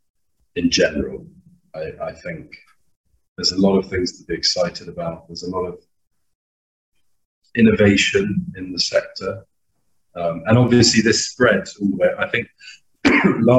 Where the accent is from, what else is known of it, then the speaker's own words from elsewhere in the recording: United Kingdom; moved away as an adult; also born or lived in Malawi; There is a fair amount of flack for being British